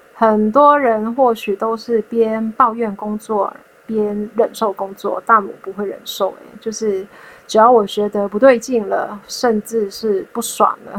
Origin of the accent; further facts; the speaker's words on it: Hong Kong; moved away as an adult; now in Taiwan; 我在二零一三年从香港来到台湾念大学，成为港澳侨生，在一八年的时候毕业。